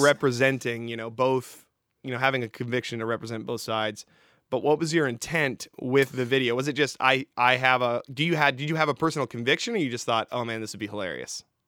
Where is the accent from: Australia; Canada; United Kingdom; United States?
Canada; moved away; my home country of Canada